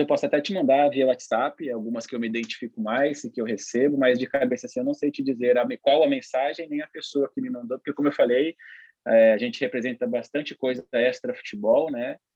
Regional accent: São Paulo, Brazil; Eu sou de Itaquera, né? Sou de Quebrada, Zona Leste

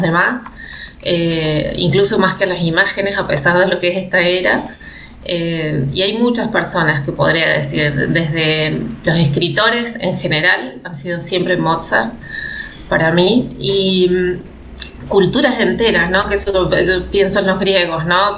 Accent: Catamarca, Argentina; moved away as an adult; also born or lived in Córdoba; soy de una provincia del norte de nuestra Argentina, soy de Catamarca

